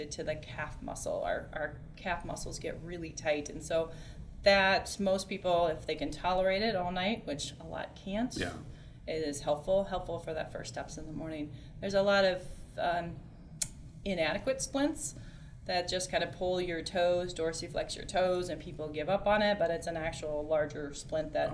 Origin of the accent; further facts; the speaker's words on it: Des Moines, Iowa, United States; I grew up in the Des Moines metro area.